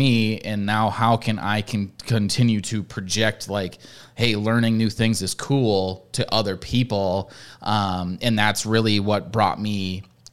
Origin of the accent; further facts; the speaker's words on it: Midwest, United States; I'm from the Midwest. I've lived in the Midwest my whole life